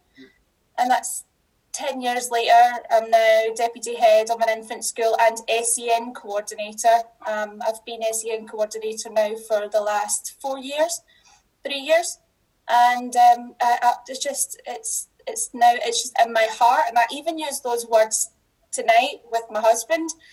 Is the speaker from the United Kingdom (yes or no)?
yes; Scotland, United Kingdom; accent: Scottish; I don't dull down my accent. I'm dulling it down just a wee bit